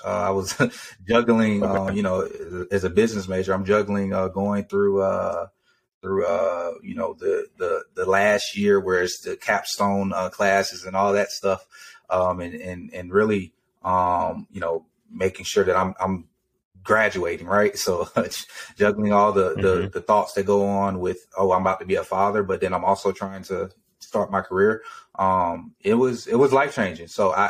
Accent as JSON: {"language": "English", "region": "Georgia", "country": "United States", "tie": "born there", "also_born_or_lived": "Texas / Germany", "said": "I was born in Georgia, moved to Texas, and then I lived in Germany for almost five years."}